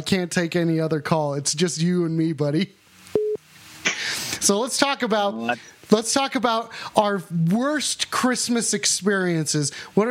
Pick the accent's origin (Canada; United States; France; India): United States; Englewood; Yeah, I'm from Englewood.